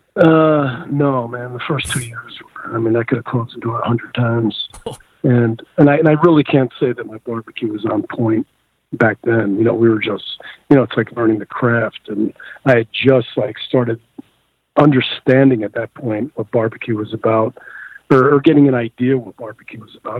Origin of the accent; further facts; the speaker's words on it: the New York area, United States; moved away; I grew up in the New York area